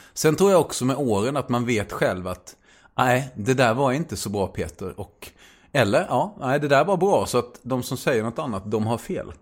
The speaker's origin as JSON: {"language": "Swedish", "region": "Småland", "country": "Sweden", "said": "jag är smålänning"}